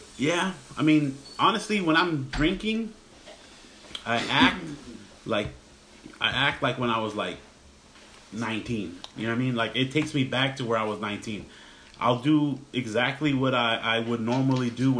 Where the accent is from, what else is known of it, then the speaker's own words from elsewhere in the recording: Los Angeles, California, United States; I grew up in Mid-City, which is literally, let's say, between downtown and Venice Beach